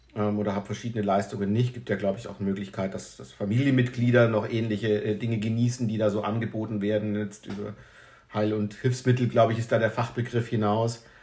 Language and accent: German; Northern Germany, Germany; now in Rhineland, Germany; Ich komme aus dem äh, hohen Norden, wohne inzwischen im Rheinland